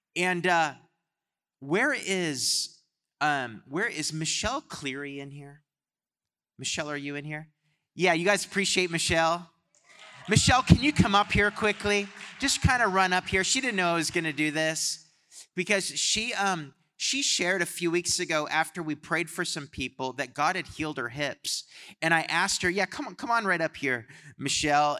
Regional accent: Canada; I'm from Canada

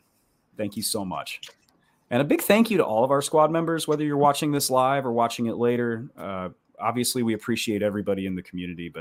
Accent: Florida, United States; moved away; also born or lived in Texas; That's my home state

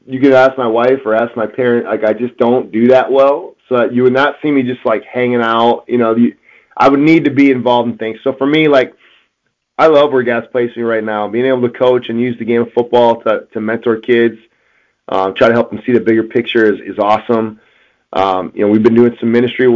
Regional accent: Wisconsin, United States; moved away; I'm from Wisconsin

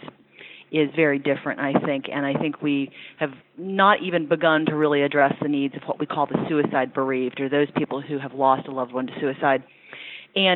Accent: Louisville, Kentucky, United States; moved away as an adult; also born or lived in Ashland, Kentucky / Ohio / Washington, D.C. area; I grew up in Kentucky, in Louisville, and then graduated from high school in Ashland, Kentucky

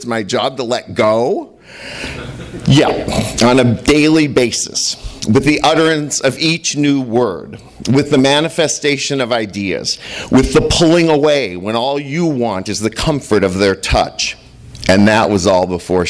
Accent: St. Louis, Missouri, United States; now in Los Angeles, United States; the same age as my father when I was born in Missouri

